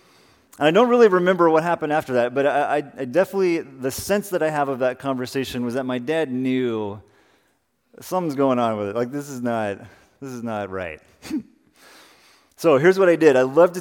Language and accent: English; Salinas, California, United States; I want us to begin this morning in the backyard of the house that I grew up in Salinas.